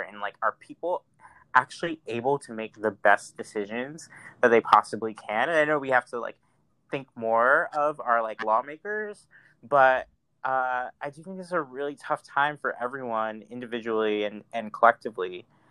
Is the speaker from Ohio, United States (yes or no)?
no; Mount Vernon, New York, United States; now in San Francisco, United States; I grew up in Money Vernon, Mount Vernon, New York.